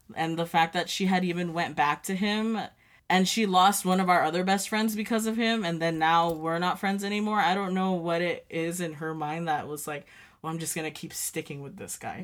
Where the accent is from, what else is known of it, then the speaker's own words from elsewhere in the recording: United States; living in Dwarty and growing up in Dwarty, it's a small town